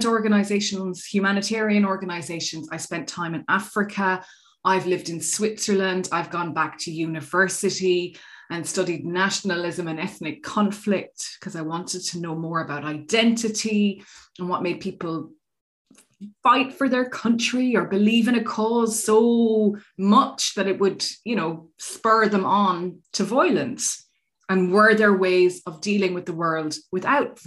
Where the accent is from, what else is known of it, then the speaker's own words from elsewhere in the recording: Ireland; moved away as an adult; also born or lived in Australia; So I'm Irish, and that's where I grew up in Ireland and did my schooling through Irish.